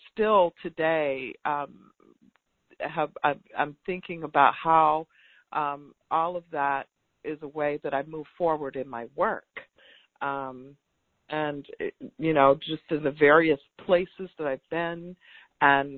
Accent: Tallahassee, Florida, United States; I'm from Tallahassee, Florida. And so all of those places that people hear about connected to the movement are not far from where I was born and raised.

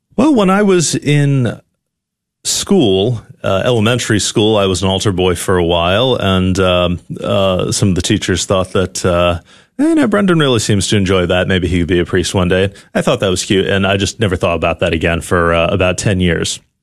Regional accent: New Haven, Connecticut, United States; moved away as an adult; also born or lived in Texas; now in France; I grew up in, uh, New Haven, Connecticut

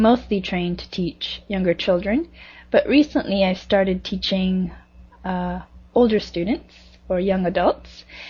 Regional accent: Toronto, Ontario, Canada; moved away as an adult; Well, I grew up in Toronto, and it's quite a big city. In the greater Toronto area, there's about, I think, 3.5 million people just now, and it's very multicultural

